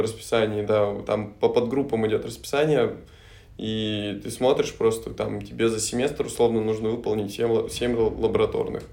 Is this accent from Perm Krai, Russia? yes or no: yes; Solikamsk, Perm Krai, Russia; moved away as an adult; now in Saint Petersburg, Russia; Пермский край. Окей. Город Соликамск.